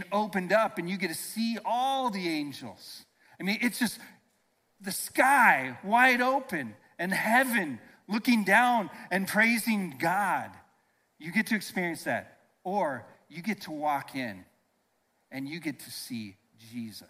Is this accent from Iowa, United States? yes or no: yes; Iowa, United States; I grew up in Iowa on a farm